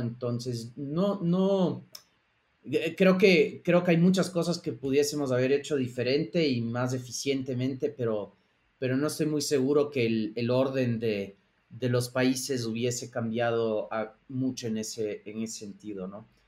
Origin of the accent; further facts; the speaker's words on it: Ecuador; moved away; also born or lived in Boston / New York; mi, socio Aaron y yo somos, ah, somos ecuatorianos